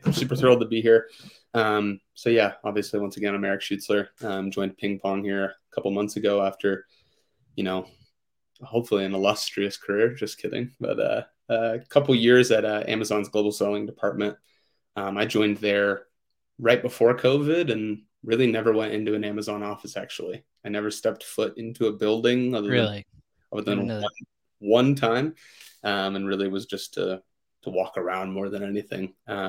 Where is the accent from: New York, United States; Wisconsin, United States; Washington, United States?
Washington, United States; Seattle; also born or lived in Boston, Massachusetts; now in Denver, United States; I grew up in Seattle, but spent a couple of years in Boston, Massachusetts as well